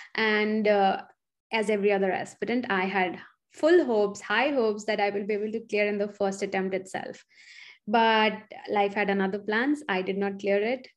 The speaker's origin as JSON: {"language": "English", "area": "Chitrakoot / Allahabad", "region": "Uttar Pradesh", "country": "India", "tie": "born or raised there", "moved": "as an adult", "lives_now": "United States", "said": "I grew up partially in Chitrakoot and partially in Allahabad"}